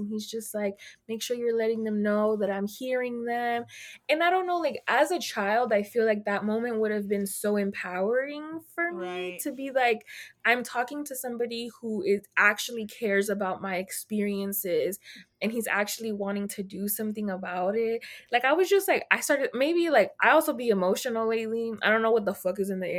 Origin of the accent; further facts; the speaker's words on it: Texas, United States; I'm from Texas